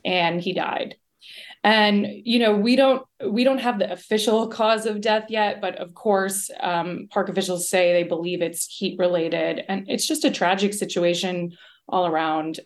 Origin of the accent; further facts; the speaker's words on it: Miami, Florida, United States; now in Los Angeles, United States; I grew up in Miami. I have lived in Los Angeles for a long time